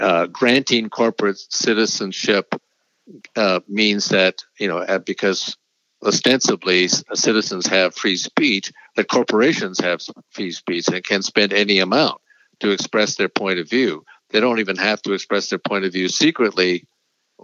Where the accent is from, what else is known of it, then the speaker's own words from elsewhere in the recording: Wisconsin, United States; elsewhere in Wisconsin, my home state